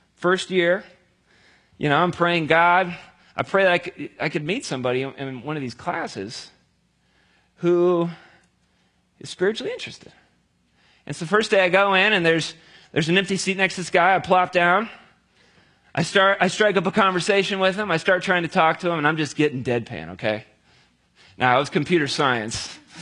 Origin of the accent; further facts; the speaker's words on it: near Cincinnati, Ohio, United States; I grew up down near Cincinnati